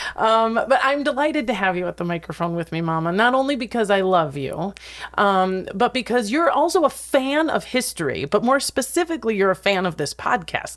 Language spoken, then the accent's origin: English; Wisconsin Rapids, Wisconsin, United States; now in Los Angeles, United States; Wisconsin, Rapids, Wisconsin, my hometown